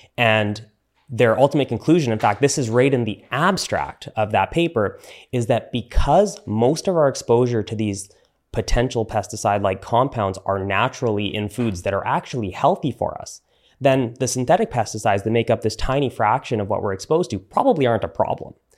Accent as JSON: {"language": "English", "country": "Canada", "said": "I'm Canadian"}